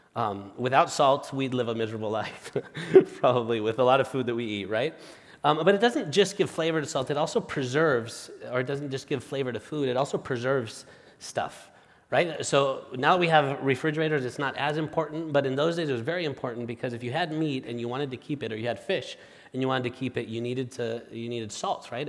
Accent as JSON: {"language": "English", "country": "Spain", "moved": "as an adult", "lives_now": "United States", "said": "my wife, Marta, and I are originally from Spain"}